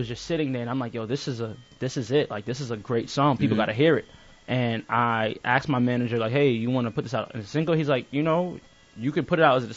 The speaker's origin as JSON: {"language": "English", "country": "Jamaica", "said": "I'm Jamaican"}